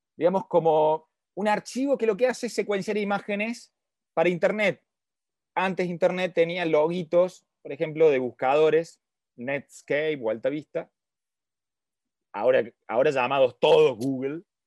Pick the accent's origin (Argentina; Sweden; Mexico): Argentina; yo soy de Argentina